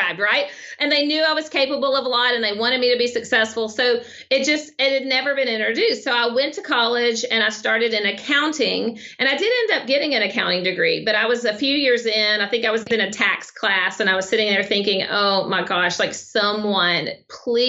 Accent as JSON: {"language": "English", "region": "Arkansas", "country": "United States", "accent": "Southern", "said": "So I'm from Arkansas."}